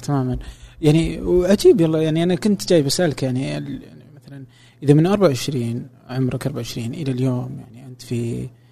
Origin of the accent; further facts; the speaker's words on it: Saudi Arabia; عندنا في السعوديه